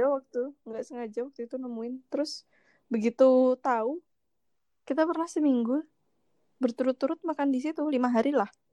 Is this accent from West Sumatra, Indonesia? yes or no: no; East Java, Indonesia; also born or lived in Yogyakarta; now in Jakarta, Indonesia; Sebagai orang Jawa Timur